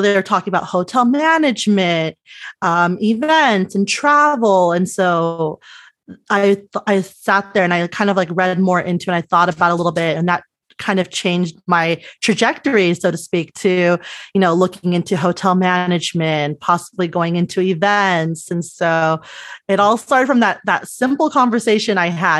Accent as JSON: {"language": "English", "town": "Los Angeles", "region": "California", "country": "United States", "tie": "born or raised there", "said": "I grew up a little bit, uh, south of San Luis Obispo, so three, about three hours south in the San Fernando Valley, which is part of the northern L A County"}